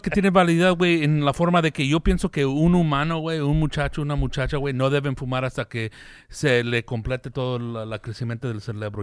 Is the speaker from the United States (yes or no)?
yes; United States; Aquí, aquí, aquí nací, güey. Aquí crecí